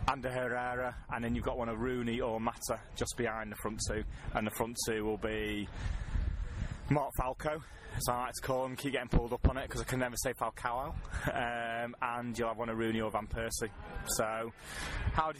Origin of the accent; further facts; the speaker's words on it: Manchester, North West England, United Kingdom; being Mancunian